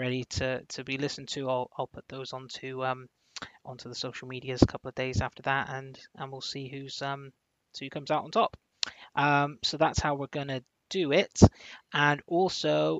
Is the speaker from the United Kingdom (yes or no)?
yes; Plymouth, South West England, United Kingdom; I come from Plymouth